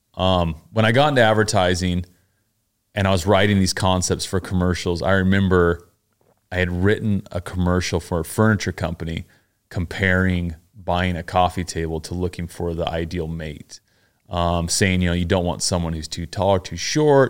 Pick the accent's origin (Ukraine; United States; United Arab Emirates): United States; Pleasant Grove, Utah; moved away as an adult; also born or lived in Mapleton, Utah / New York City; now in Los Angeles, United States; I grew up in Pleasant Grove and Mapleton, Utah, which are little towns